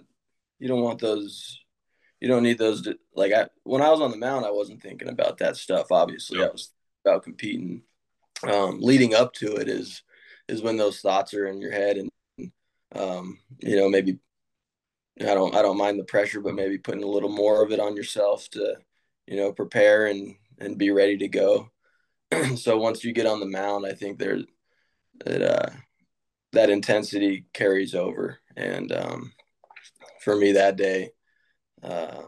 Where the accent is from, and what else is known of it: Sacramento, California, United States; born or raised there